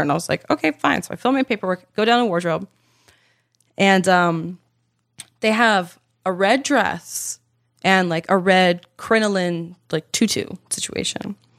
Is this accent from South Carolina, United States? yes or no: no; Baltimore, Maryland, United States; I am from Baltimore. I love that city. It is my heart and soul.